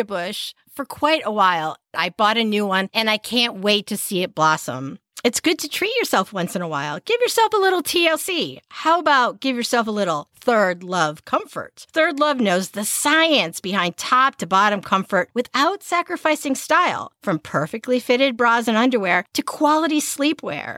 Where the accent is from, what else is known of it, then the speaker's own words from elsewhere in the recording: Manchester, Connecticut, United States; the one I grew up with in Manchester, Connecticut